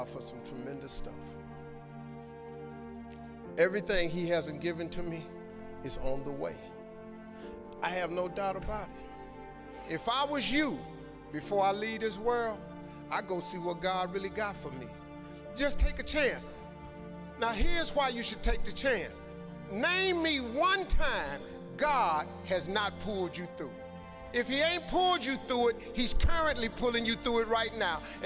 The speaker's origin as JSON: {"language": "English", "town": "Cleveland", "region": "Ohio", "country": "United States", "said": "I'm from Cleveland"}